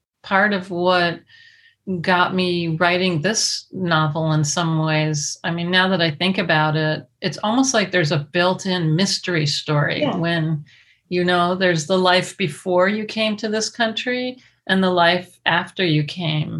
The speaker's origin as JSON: {"language": "English", "country": "United States", "tie": "born or raised there", "said": "I was raised in the United States with an American mother"}